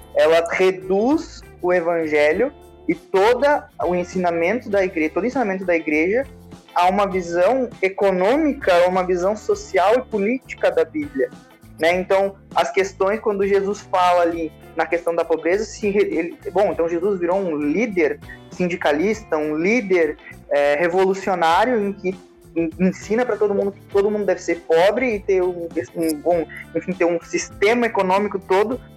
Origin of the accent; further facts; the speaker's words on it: Santana do Livramento, Rio Grande do Sul, Brazil; eu sou de Santana, lateral de Santana do Livramento